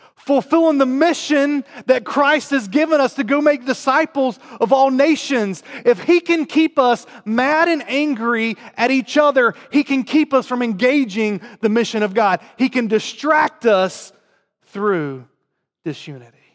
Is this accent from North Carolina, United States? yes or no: yes; North Carolina, United States; accent: southern; moved away; I grew up in North Carolina, um, in the South